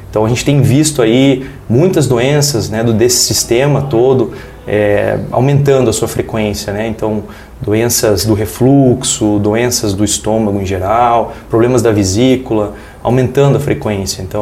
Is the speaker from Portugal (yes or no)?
no; São Miguel, Brazil; mas a cidade que me deixa em casa, a minha cidade natal, onde eu tenho meus amigos de infância, minha família, é São Miguel.